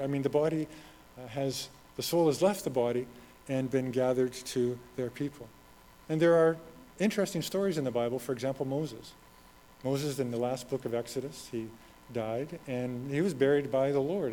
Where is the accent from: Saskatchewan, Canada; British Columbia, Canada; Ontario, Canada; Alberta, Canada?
Alberta, Canada; Red Deer; moved away; I'm from Red Deer. That's home for me